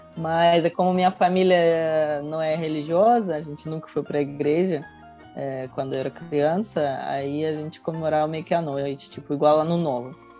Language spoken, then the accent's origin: Portuguese; Russia; now in Brazil